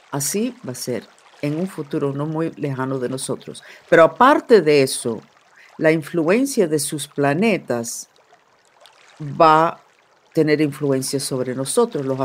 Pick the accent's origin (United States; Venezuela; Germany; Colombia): Germany; born there; Nací en Alemania después de la Segunda Guerra Mundial